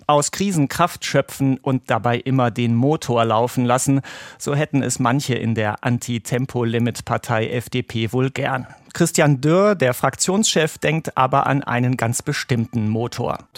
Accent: North Rhine-Westphalia, Germany; Ich bin ja äh, Rheinländer und wir sind als solche ja immer Optimisten, dann bin ich sogar noch auch Niederrheiner

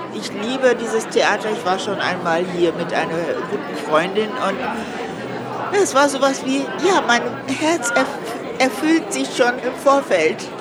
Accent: Guadeloupe; moved away; Ich bin aus der Insel Guadeloupe, das ist noch französisch und dort bin ich geboren und aufgewachsen

